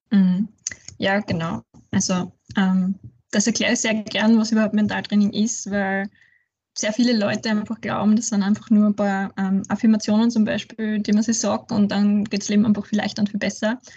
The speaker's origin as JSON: {"language": "German", "town": "Ratschendorf", "region": "Styria", "country": "Austria", "lives_now": "Graz, Austria", "said": "ich komme aus der Südsteiermark aus einem kleinen Dorf namens Ratschendorf, ähm, wohne aber jetzt mittlerweile schon über zehn Jahre in Graz"}